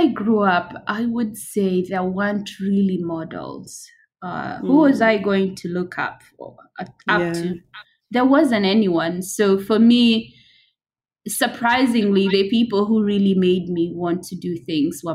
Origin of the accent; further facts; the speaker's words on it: Kenya; moved away as an adult; now in Canada; I was born in Kenya and currently living in Canada since 2013